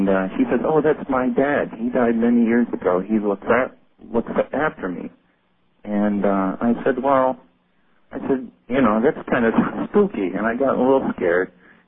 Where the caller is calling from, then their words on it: Syracuse, New York, United States; from Syracuse, New York.